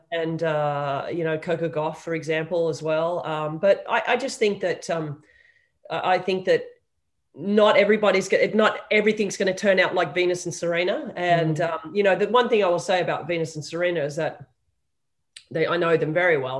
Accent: Sydney, New South Wales, Australia; I was raised in Sydney

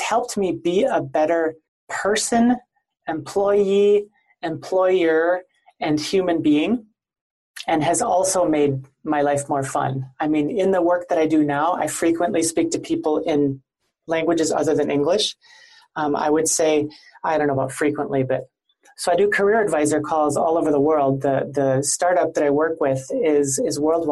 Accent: central Wisconsin, United States; moved away as an adult; also born or lived in Arizona / Okinawa, Japan; I actually grew up in central Wisconsin in a city of about 20,000 people

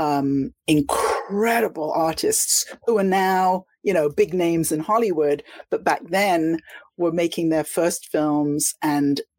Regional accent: London, United Kingdom; moved away as an adult; also born or lived in Miami, Florida; I was from London, but I moved to Miami because London felt to me as though I was on the outside, even though I was a Londoner.

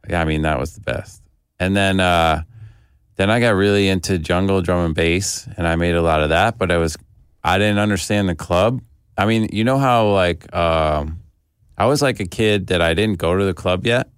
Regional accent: Detroit, Michigan, United States; also born or lived in Cleveland; I was born in Cleveland and we moved to Detroit when I was a kid

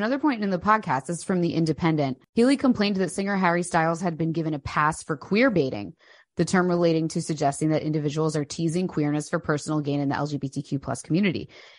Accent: United Kingdom; I'm British.

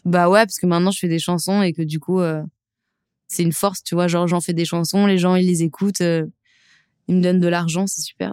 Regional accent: Lyon, Auvergne-Rhône-Alpes, France; J'ai grandi en banlieue lyonnaise

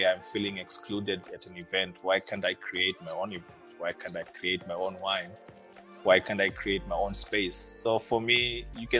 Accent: Harare, Zimbabwe; moved away as an adult; also born or lived in Nyanga, Zimbabwe; now in Cape Town, South Africa; I was born in Harare, born in Nyanga, Zimbabwe, actually, but I grew up in Harare

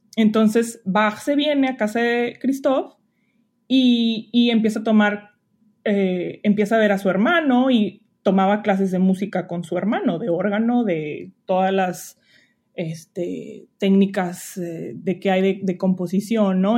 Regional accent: Monterrey, Nuevo León, Mexico; moved away as an adult; also born or lived in Allende, Nuevo León / Lyon, France / Geneva, Switzerland; now in Walla Walla, United States; soy de Monterrey, eh, pero pues tengo un link muy fuerte con Allende, Montemorelos, eh, que es donde empecé a estudiar música

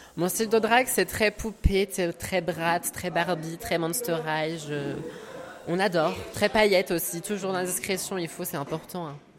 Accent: Annecy, Auvergne-Rhône-Alpes, France; je suis d'Annecy

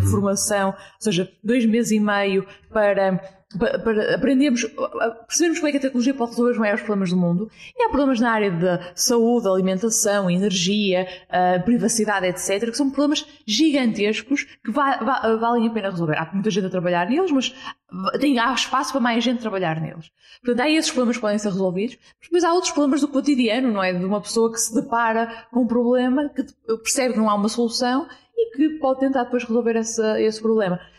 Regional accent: Porto, Norte, Portugal; 27 anos, ah, sou do Porto

